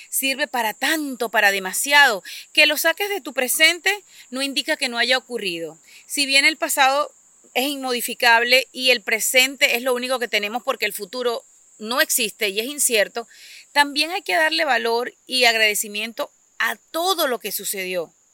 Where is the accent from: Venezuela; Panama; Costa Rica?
Venezuela; moved away as an adult; despedí el día que me vine de Venezuela de haber finalizado los servicios de la partida de mi padre